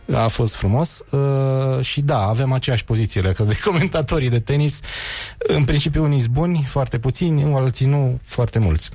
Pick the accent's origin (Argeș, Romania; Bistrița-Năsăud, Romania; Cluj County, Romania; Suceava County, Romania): Bistrița-Năsăud, Romania; Bistrița; moved away; Toți cei care au crescut în Bistrița